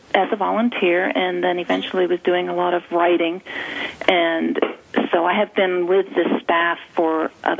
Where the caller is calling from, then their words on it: North Carolina, United States; I am calling from North Carolina.